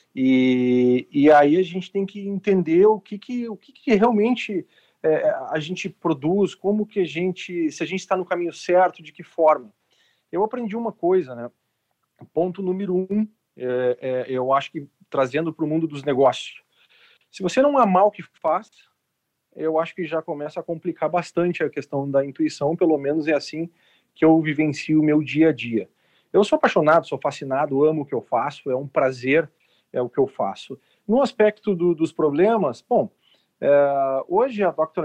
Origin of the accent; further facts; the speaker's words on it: Porto Alegre, Rio Grande do Sul, Brazil; eu tenho 41 anos, sou de Porto Alegre, Rio Grande do Sul